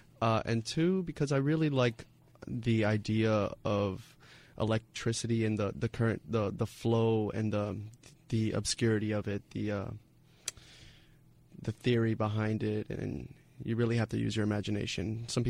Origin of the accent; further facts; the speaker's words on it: Tampa, Florida, United States; also born or lived in Cuba; I was born in Cuba, actually. Okay. Came when I was 3 years old to the U.S. and kind of stayed in Tampa for most of my life.